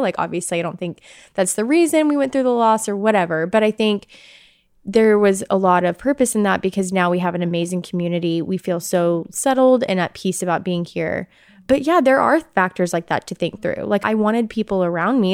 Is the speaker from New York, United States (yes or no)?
no; Bentonville, Arkansas, United States; moved away as an adult; now in Columbia, Missouri, United States; I grew up in Arkansas my whole life and came to Mizzou for journalism